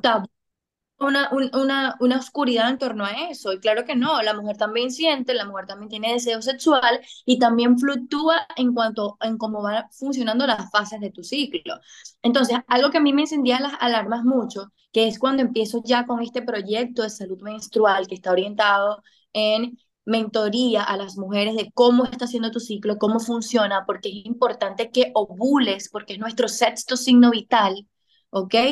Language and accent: Spanish; Venezuela; moved away as an adult; now in Dominican Republic; yo soy venezolana, residente en República Dominicana desde hace seis años